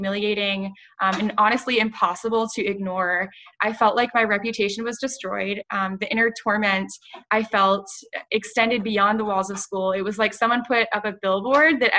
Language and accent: English; Ponte Vedra Beach, Florida, United States; now in Tampa, United States; I'm from Ponte Beach, Florida